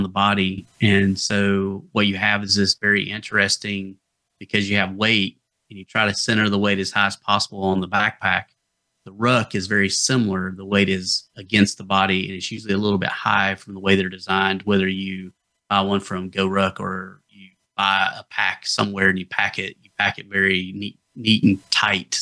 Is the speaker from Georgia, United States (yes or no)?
yes; the Appalachians, North Georgia, United States; accent: Appalachian; moved away; So I'm originally from North Georgia. If you couldn't tell from the accent that I was from the Appalachians, that kind of area, that's where I'm from